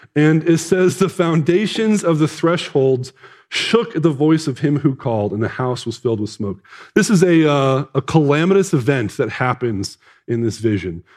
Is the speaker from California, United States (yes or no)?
no; Casper, Wyoming, United States; I'm from Casper.